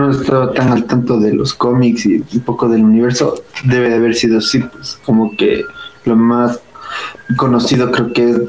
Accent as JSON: {"language": "Spanish", "region": "Louisiana", "country": "United States", "said": "O sea, yo vengo de Luisiana, del sur."}